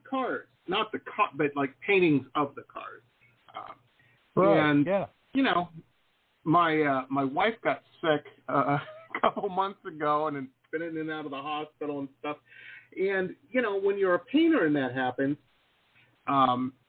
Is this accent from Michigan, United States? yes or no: yes; Detroit, Michigan, United States; We grew up in Detroit